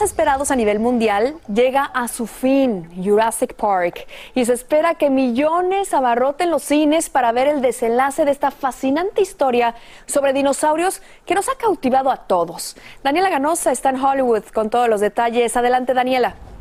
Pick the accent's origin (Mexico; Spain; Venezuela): Mexico